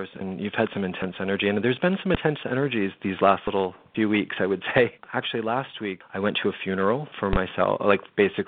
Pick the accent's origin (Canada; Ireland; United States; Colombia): Canada; London, Ontario; moved away; my hometown of London, Ontario